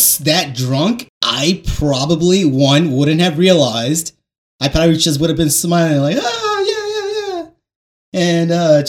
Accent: New York, United States; I am a New Yorker

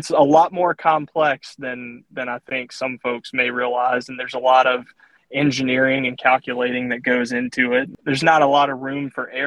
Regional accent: Southern Virginia, United States; accent: Southern; moved away as an adult; now in Greensboro, United States; I grew up in Southern Virginia

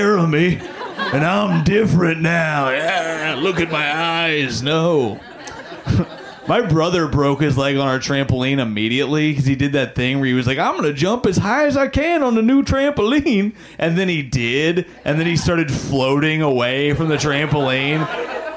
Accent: Indiana, United States; now in New York, United States; I'm from Indiana originally

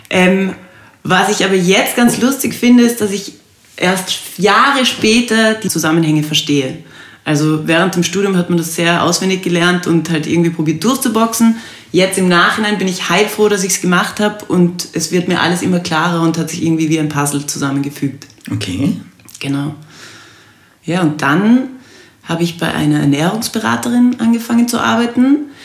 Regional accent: Salzburg, Austria; moved away as an adult; now in Vienna, Austria; Bin gebürtige Salzburgerin.

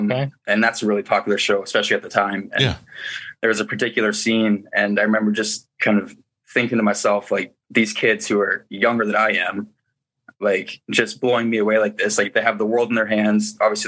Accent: Listowel, Ontario, Canada; It was really just like any other small town, mm-hmm. A population of like 10,000 people. So it's small, and it really relates to Letterkenny, especially

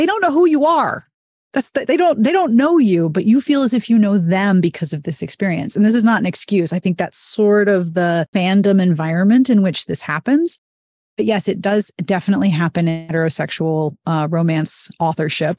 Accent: Pittsburgh, Pennsylvania, United States; I was from Pittsburgh

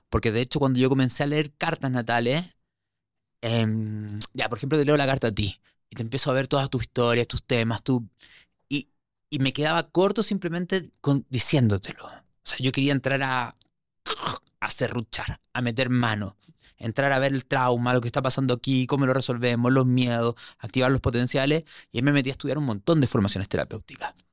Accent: Santiago, Santiago Metropolitan Region, Chile; moved away; Sí, sí, sí que no se me nota el acento? ¿Cuántas veces me vas a decir po dentro de todo? No, no, yo ya ocho años fuera de Chile lo tengo neutralizadísimo

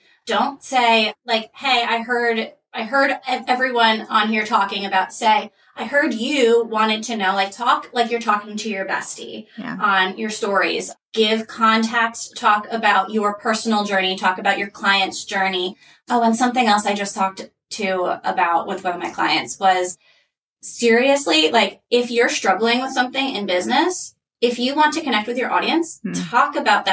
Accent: New Jersey, United States; moved away; I'm from New Jersey originally

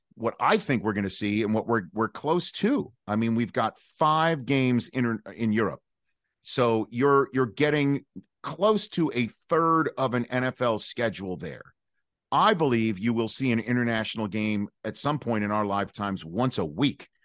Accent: New York City, New York, United States; growing up in Staten Island, New York

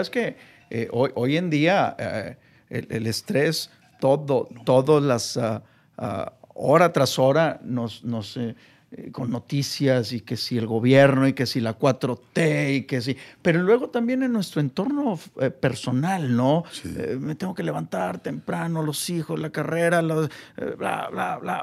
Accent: Mexico; mi labor como, como mexicano

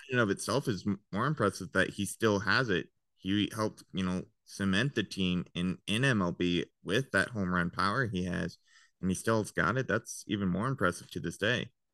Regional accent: Longmont, Colorado, United States; also born or lived in Firestone, Colorado; I grew up in Longmont, Firestone, Colorado, just an hour and a half north of Denver.

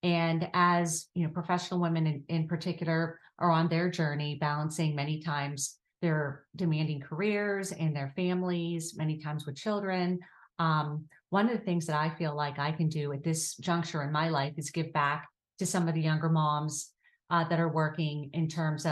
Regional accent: Pittsburgh, Pennsylvania, United States; I am currently living in the South Hills and I am originally from Pittsburgh. And I love living here. I've lived here most of my life.

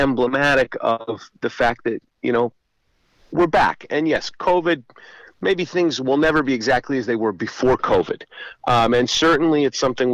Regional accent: Utah, United States; now in Southampton, United States; in Utah, it's a smaller community

